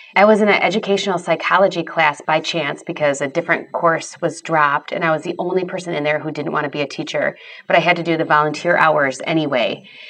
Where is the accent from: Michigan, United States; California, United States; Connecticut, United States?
Michigan, United States; Grand Rapids; I grew up in the Grand Rapids, Michigan area